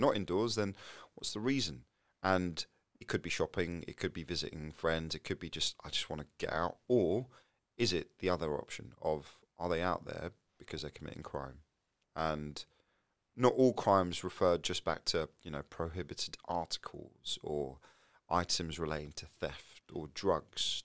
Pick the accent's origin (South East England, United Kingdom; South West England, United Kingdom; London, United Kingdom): London, United Kingdom; I'm from North London, you know, Tottenham and Enfield